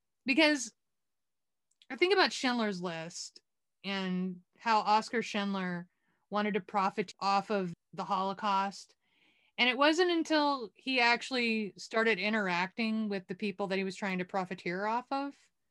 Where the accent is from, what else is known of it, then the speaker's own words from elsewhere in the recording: Waco, Texas, United States; I'm from Waco, Texas